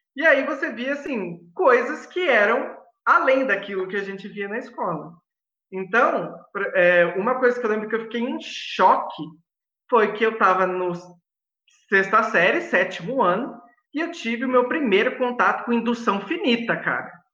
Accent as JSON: {"language": "Portuguese", "town": "Mogi Guaçu", "region": "São Paulo", "country": "Brazil", "said": "eu sou de Mogi Guaçu, uma cidade maravilhosa"}